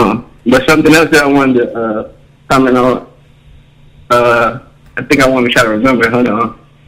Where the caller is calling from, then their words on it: Mississippi, United States; I'm calling from Mississippi.